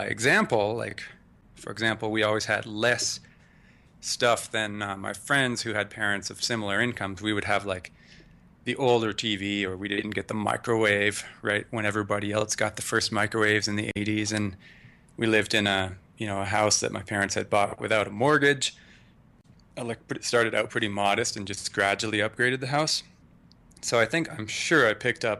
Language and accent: English; Canada; moved away as an adult; now in United States; I was born in Canada, moved to the U.S. at 24.